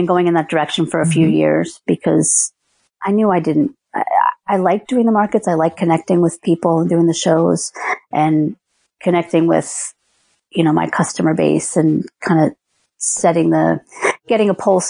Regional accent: New Jersey, United States; moved away; I grew up in New Jersey.

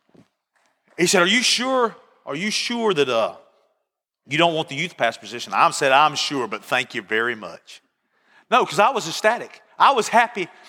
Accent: Barnesville, Georgia, United States; I was from Barnesville, Georgia.

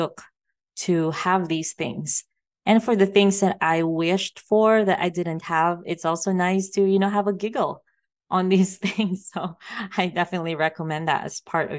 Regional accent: Philippines; also born or lived in Thailand / Vancouver Island, Canada / Las Vegas, United States; now in Mexico; I grew up in the Philippines

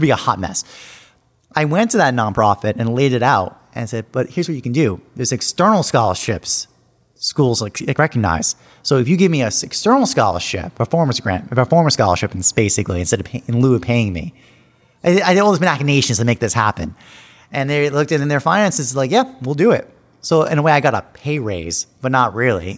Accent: Long Island, New York, United States; now in New York City, United States; I grew up on Long Island, New York, about fifty miles out east from here, New York City

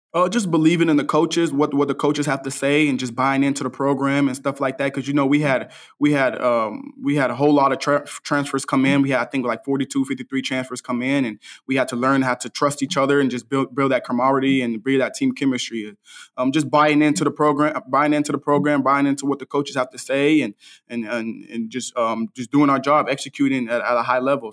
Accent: Dallas, Texas, United States; I'm from Dallas, and I grew up, I grew up twenty-five minutes away from the S M U Stadium.

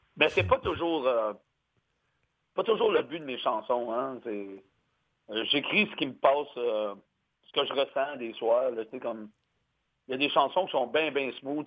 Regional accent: Gatineau, Quebec, Canada; moved away as an adult; now in Montreal, Canada; je viens de l'Outaouais, moi. Gatineau, à l'Ottawa, dans ces coins-là

